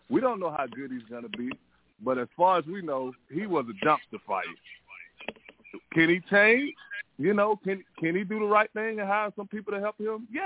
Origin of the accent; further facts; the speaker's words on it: Miami, Florida, United States; now in Atlanta, United States; we grew up together in Coconut Grove.